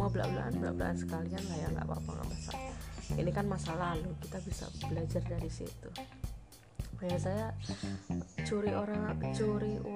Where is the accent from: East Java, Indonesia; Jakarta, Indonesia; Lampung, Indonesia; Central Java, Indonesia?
Central Java, Indonesia; Klaten; keinginan untuk daftar di sekolah favorit di Klaten ya kan saya sekolah saya orang Klaten